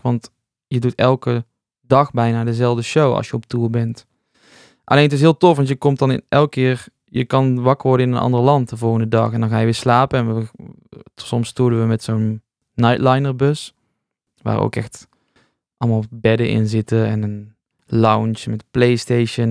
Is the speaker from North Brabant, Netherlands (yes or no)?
yes; North Brabant, Netherlands; moved away as an adult; also born or lived in Rotterdam; now in 's-Hertogenbosch, Netherlands; ik ben een Brabander, dus ik wilde eigenlijk weer terug